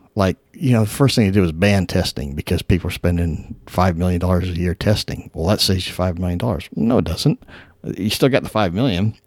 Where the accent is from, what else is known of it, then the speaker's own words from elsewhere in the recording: Florida, United States; moved away as an adult; also born or lived in California; I grew up in Florida. Uh, in nineteen seventy-nine, I moved to California